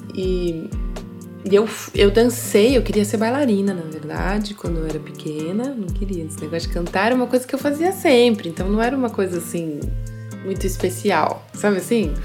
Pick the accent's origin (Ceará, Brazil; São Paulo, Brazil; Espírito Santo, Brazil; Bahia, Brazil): São Paulo, Brazil; moved away as an adult; now in Switzerland; Eu nasci em São Paulo